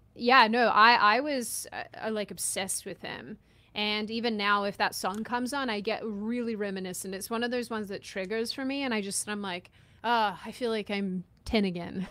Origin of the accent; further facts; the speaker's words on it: Australia; I'm Australian